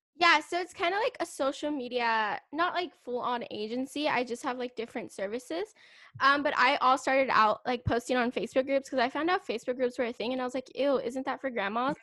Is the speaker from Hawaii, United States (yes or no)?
no; California, United States; I'm from California.